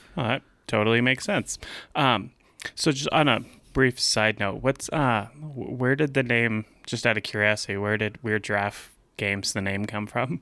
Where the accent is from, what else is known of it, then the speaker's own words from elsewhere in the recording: Louisiana, United States; moved away; I was raised in Louisiana